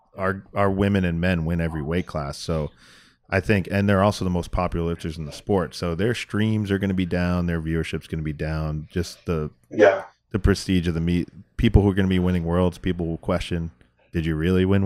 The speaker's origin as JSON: {"language": "English", "country": "United States", "said": "I am an American"}